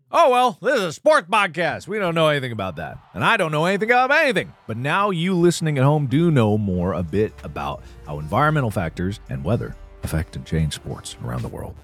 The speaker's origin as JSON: {"language": "English", "town": "Cincinnati", "region": "Ohio", "country": "United States", "tie": "born or raised there", "moved": "yes", "lives_now": "Los Angeles, United States", "said": "we grew up in Cincinnati"}